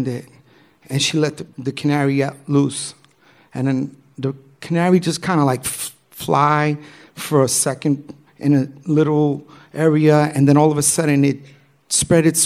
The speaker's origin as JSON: {"language": "English", "town": "New York City", "region": "New York", "country": "United States", "tie": "born or raised there", "said": "growing up in New York City, I grew up as a b-boy."}